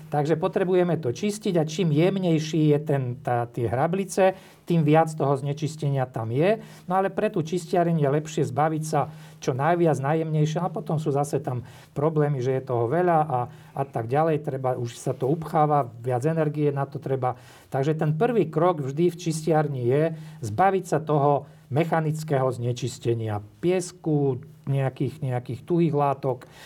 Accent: Zborov, Prešov Region, Slovakia; moved away as an adult; also born or lived in Bratislava; ja som rodák zo Zborova, to je taká väčšia, väčšia dedina pri Bardejove

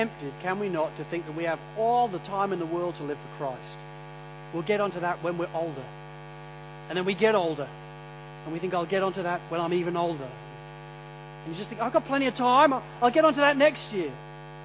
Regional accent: Sydney, New South Wales, Australia; I'm from Sydney

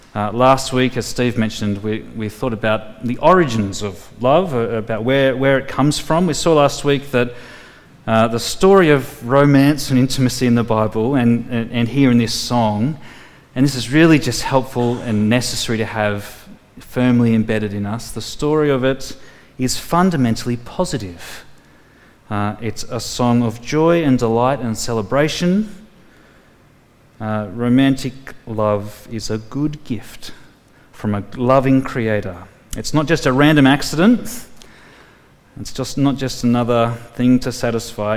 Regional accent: Tamworth, New South Wales, Australia; I grew up in Tamworth, the country music capital of the world

